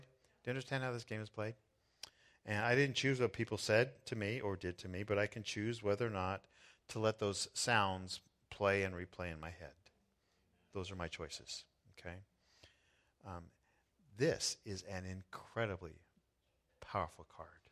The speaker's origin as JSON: {"language": "English", "region": "Southern California", "country": "United States", "tie": "born or raised there", "said": "I was born in Southern California in the United States"}